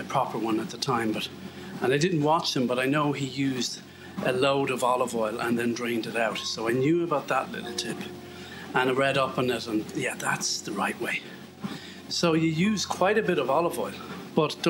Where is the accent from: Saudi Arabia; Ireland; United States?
Ireland; I'm Irish